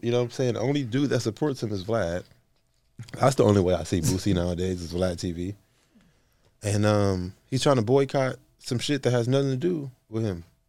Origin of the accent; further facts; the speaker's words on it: West Coast, United States; I'm from the West Coast.